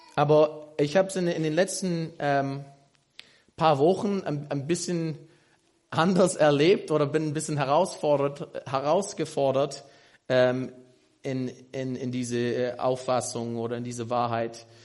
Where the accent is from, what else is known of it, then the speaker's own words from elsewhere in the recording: United States; German is a second language; moved away as an adult; now in Germany; Ich komme aus den USA, aus Amerika, bin hier in Doxadeo seit, oh, äh, ich glaube, knapp vier Jahren